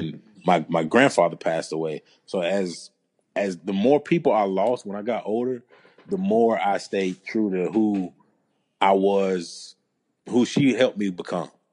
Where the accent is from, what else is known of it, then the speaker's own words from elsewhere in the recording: Georgia, United States; moved away; I'm originally from Georgia